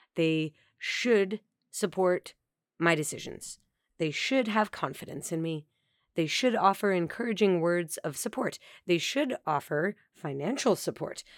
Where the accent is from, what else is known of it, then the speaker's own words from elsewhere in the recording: Colorado, United States; moved away; my hometown in Colorado